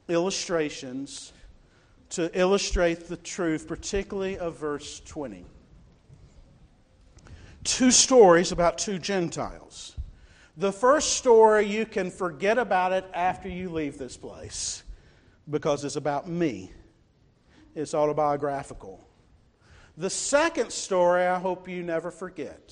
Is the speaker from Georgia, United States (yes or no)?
yes; Newnan, Georgia, United States; I grew up in Newnan, Georgia